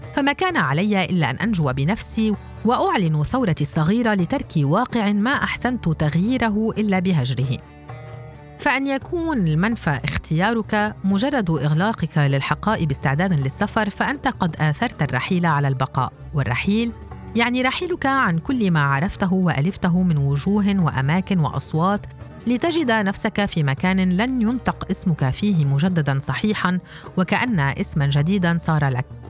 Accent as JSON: {"language": "Arabic", "country": "Palestine", "moved": "as an adult", "said": "في بلادنا فلسطين"}